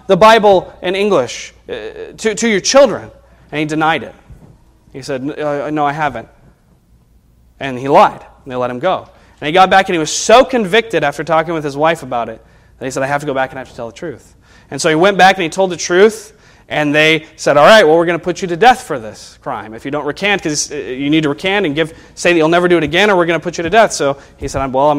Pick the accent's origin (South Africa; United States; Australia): United States; evangelical American Christians